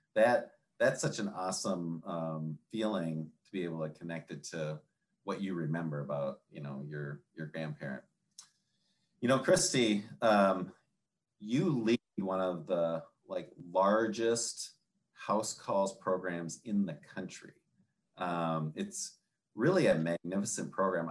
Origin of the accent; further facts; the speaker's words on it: Minnesota, United States; now in Michigan, United States; I'm a northerner and in Michigan and Minnesota is my kind of hometown.